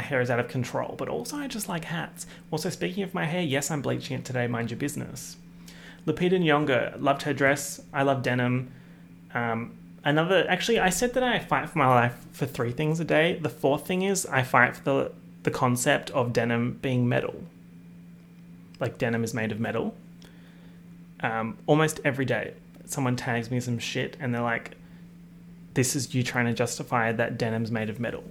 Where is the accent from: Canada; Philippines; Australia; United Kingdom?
Australia; accent: Australian; my accent, my Australian accent